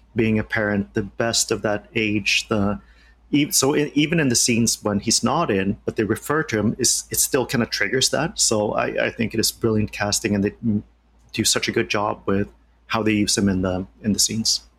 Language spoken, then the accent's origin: English; Sweden; moved away; growing up in Sweden